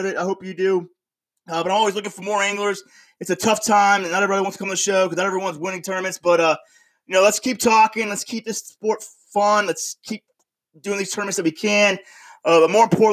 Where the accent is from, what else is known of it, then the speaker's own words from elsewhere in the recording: Panama City, Florida, United States; now in upstate New York, United States; I'm originally from Panama City, Florida. So you know I grew up around the Gulf Coast.